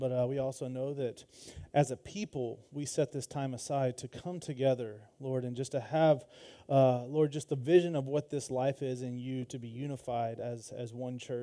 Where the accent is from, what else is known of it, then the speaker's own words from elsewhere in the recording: Georgia, United States; as we called it growing up in Georgia, Habakkuk.